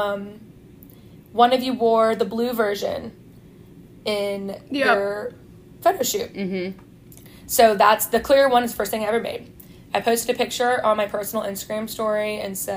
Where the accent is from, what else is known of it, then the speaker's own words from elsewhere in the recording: Baton Rouge, Louisiana, United States; I'm 27, I'm from Baton Rouge, Louisiana